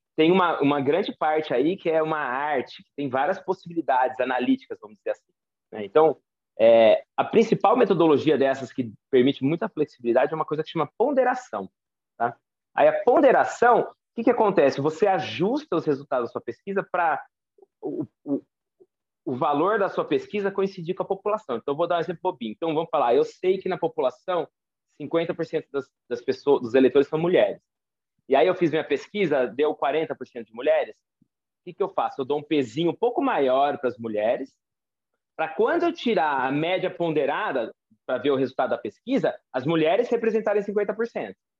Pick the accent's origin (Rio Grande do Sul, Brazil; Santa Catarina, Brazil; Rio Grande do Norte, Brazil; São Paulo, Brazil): São Paulo, Brazil; Campinas; eu nasci no Centro Médico de Campinas